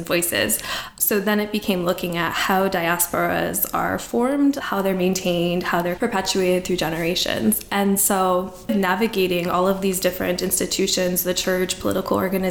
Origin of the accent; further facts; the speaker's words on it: Detroit, Michigan, United States; moved away as an adult; also born or lived in Montreal, Canada / Edinburgh, Scotland; growing up in Detroit, you know, I was already really familiar with the Chaldean community